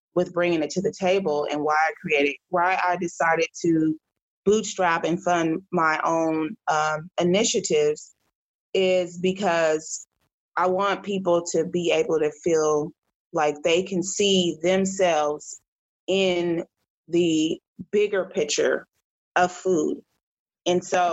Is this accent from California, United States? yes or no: yes; Oakland, California, United States; I was raised in the Oakland, Berkeley area